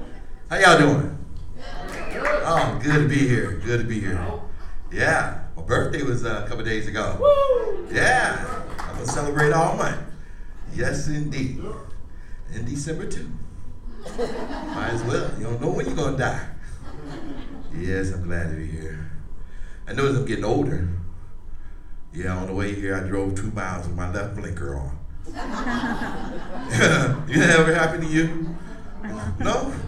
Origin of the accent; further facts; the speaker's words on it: Chicago, Illinois, United States; See, I'm from Chicago. Anybody been there? Yeah, you know, it's okay. It's okay, I moved here.